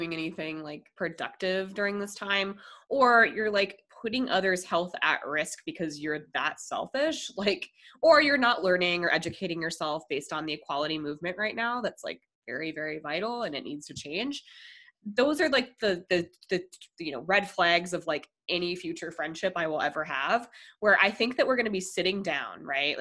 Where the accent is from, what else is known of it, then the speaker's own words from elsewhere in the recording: Colorado, United States; moved away; I'm from Colorado